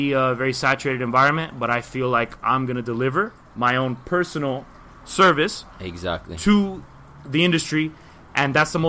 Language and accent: English; Miami, Florida, United States; Born and raised Miami, obviously. The way I speak, you probably know I'm from Miami. Yeah, 305.